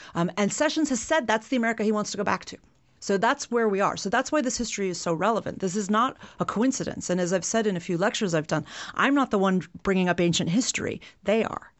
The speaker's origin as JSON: {"language": "English", "region": "Illinois", "country": "United States", "said": "in Illinois, where I'm from"}